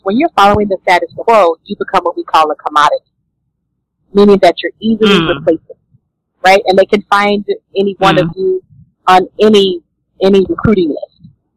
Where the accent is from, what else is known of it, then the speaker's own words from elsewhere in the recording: Louisiana, United States; I was born and raised in Louisiana